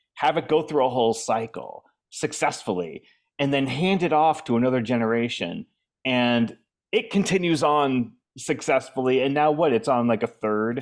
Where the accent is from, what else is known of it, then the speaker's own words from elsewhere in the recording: New Hampshire, United States; moved away; also born or lived in Boston / Arlington, Virginia / Washington, D.C.; I grew up in New Hampshire